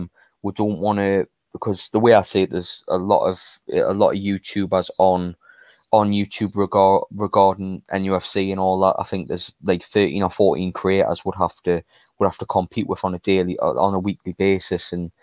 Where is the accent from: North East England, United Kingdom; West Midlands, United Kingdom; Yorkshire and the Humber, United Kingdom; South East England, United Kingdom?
North East England, United Kingdom; Newcastle; It makes you just as much as a Geordie as we are.